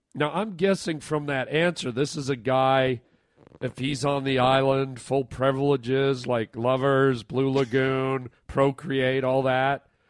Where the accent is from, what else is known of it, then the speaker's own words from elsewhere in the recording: Canada; I'm Canadian